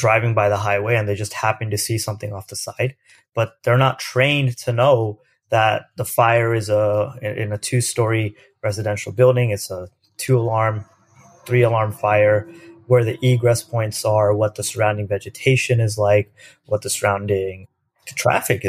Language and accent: English; Lewis Center, Ohio, United States; moved away as an adult; also born or lived in India / Berkeley, California; I spent most of my life growing up in the state of Ohio. Ohio is known for not a lot of things happen there. It's a great place to grow up. I grew up about 25 minutes north of Columbus, which is our capital, in this town of Lewis Center, Ohio.